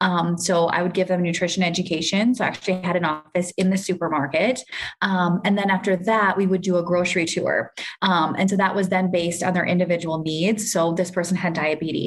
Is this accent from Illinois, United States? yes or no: no; Minnesota, United States; moved away as an adult; now in Kenya; So I grew up in the US. I'm actually from Minnesota, did all my education there.